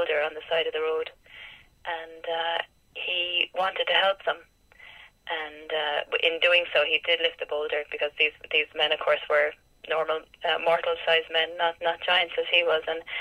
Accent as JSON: {"language": "English", "country": "Ireland", "tie": "born or raised there", "said": "growing up in Ireland"}